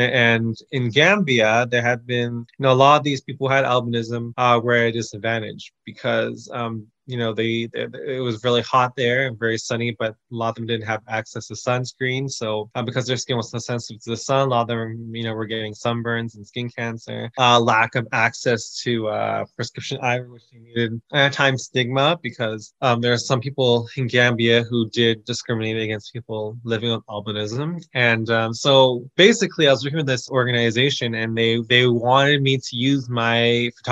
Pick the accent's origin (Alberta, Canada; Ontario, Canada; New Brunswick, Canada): Ontario, Canada; Toronto; also born or lived in Kenya; I'm from Toronto, but I currently work half a year in Kenya